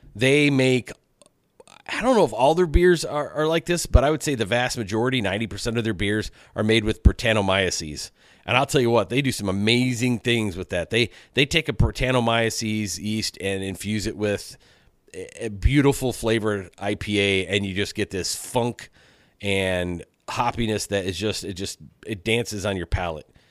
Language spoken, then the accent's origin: English; Michigan, United States; my home state of Michigan